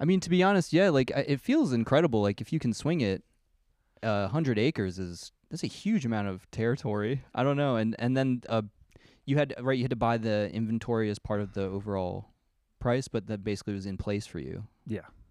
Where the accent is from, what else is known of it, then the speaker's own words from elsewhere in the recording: Saratoga, United States; I grew up in Saratoga